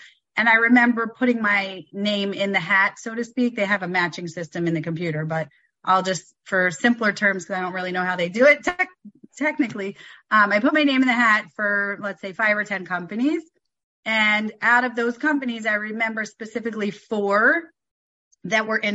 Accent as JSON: {"language": "English", "town": "Philadelphia", "region": "Pennsylvania", "country": "United States", "tie": "born or raised there", "also_born_or_lived": "San Diego / Bethesda, Maryland", "moved": "as an adult", "lives_now": "Atlanta, United States", "said": "I grew up in Philadelphia"}